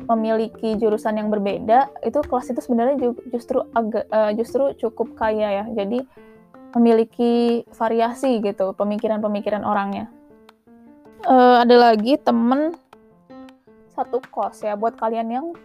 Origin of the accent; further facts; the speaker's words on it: Bandung, West Java, Indonesia; Sejujurnya aku dari Bandung dan kuliah di Bandung, jadi uh, sebenarnya kedaerahan aku tuh nggak ada ya jadinya.